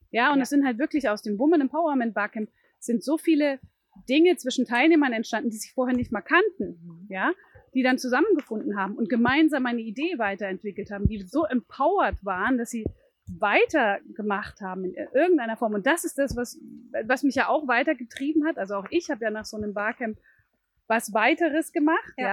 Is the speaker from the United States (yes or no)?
no; Thuringia, Germany; now in Bremen, Germany; bin aber ursprünglich aus Thüringen.